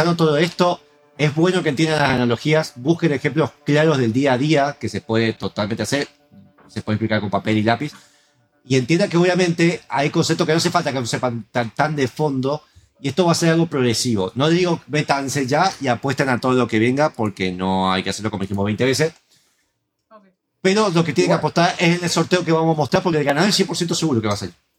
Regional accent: Argentina

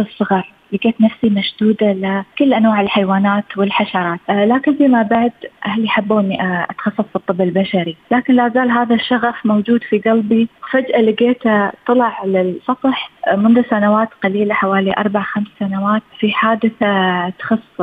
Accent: United Arab Emirates; أنا كإنسانة إماراتية

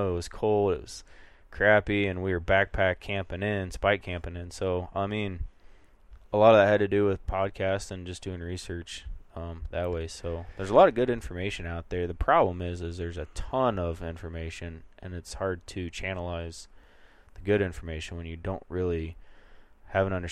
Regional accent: Midwest, United States; when we started elk hunting, we are flatlanders from the Midwest, used to freezing our brains off in tree stands.

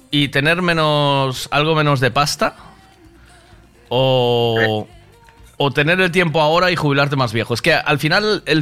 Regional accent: Spain; tal y como somos los españoles

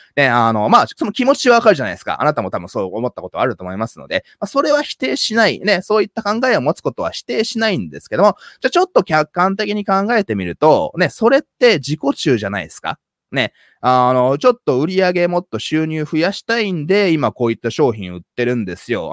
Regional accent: Japan; first language Japanese; 僕は小さい頃から、まあ、ハーフとしてね、日本で、まあいろいろいじめられたりとかね

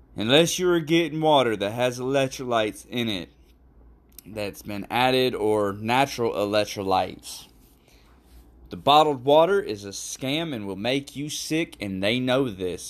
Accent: Fort Lauderdale, Florida, United States; I'm from Fort Lauderdale, Florida

